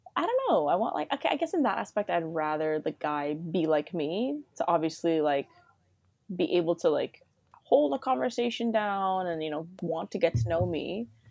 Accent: Toronto, Ontario, Canada; I'm from Toronto

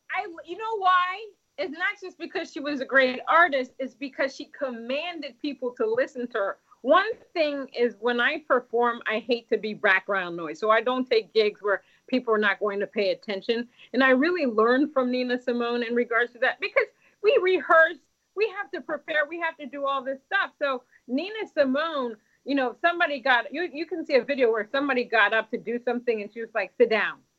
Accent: Washington, District of Columbia, United States; I was born in America in Washington D.C., but my my parents were born in Haiti

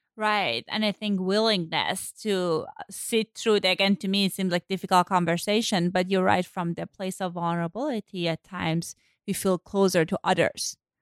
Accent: Iran; moved away; So I grew up in Iran, as I said, and my mom. So I grew up right after Iranian Revolution. I was born then

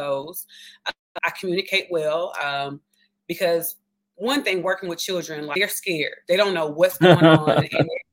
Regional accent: Memphis, Tennessee, United States; accent: Southern; also born or lived in Puerto Vallarta, Mexico; I am from Memphis, Tennessee

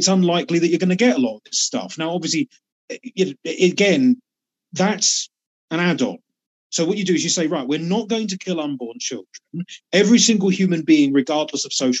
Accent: United Kingdom; I come from the UK and I'm still in the UK

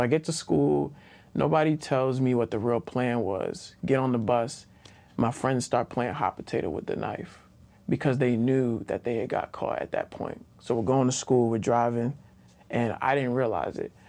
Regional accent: Baltimore, Maryland, United States; also born or lived in Greensboro, North Carolina; I'm from Baltimore, Maryland

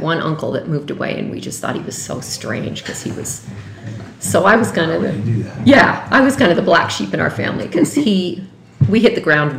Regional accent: Bountiful, Utah, United States; also born or lived in Salt Lake City, Utah; now in Denver, United States; I grew up in Bountiful, Utah, and like I told you, right down the street from Susie Walker.

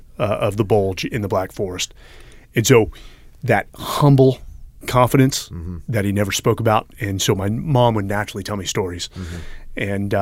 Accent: Palo Alto, California, United States; In NorCal, Palo Alto, California, just about 30 minutes south of San Francisco. Entire family born and raised in San Francisco.

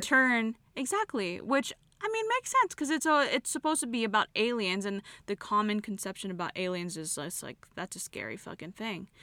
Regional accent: California, United States; I'm from California

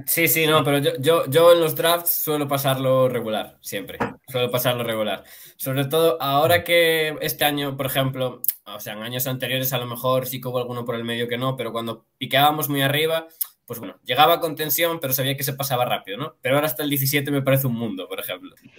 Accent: Galicia, Spain; yo es que soy gallego

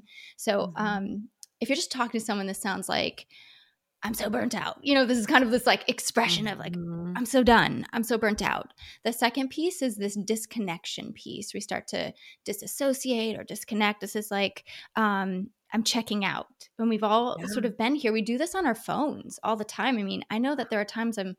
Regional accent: Ohio, United States; now in California, United States; We're from Ohio. We live in California now. And we're going back to Ohio in June

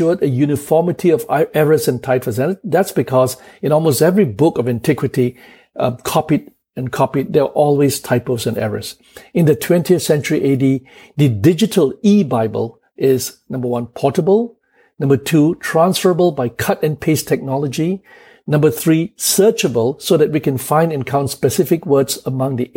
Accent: Kuala Lumpur, Malaysia; I was born in Kuala Lumpur at 12:30 a.m. on the 1st of April, 1960.

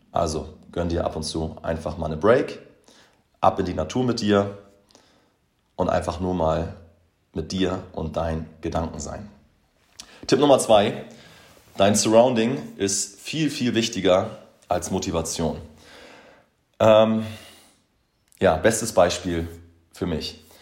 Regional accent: Boberg, Hamburg, Germany; Ja, ich bin damals in Boberg aufgewachsen, das ist so irgendwie mein, mein Happy Place

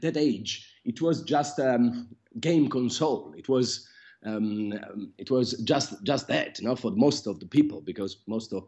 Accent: Milan, Lombardy, Italy; moved away as an adult; now in London, United Kingdom; So I was born in Milan and raised in Italy. Now I've moved to London and I've lived here for 7 years now.

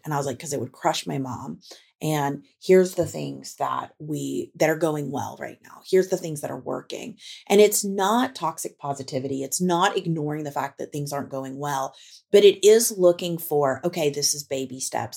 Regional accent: Tornado Alley, United States; moved away; I grew up in Tornado Alley. And we recently moved back to Tornado Alley

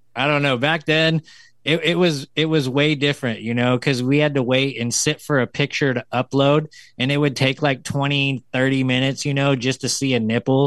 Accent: the mountains near Sacramento, California, United States; moved away as an adult; now in Sacramento, United States; I went back to my hometown because I live in Sacramento, but I grew up in the mountains.

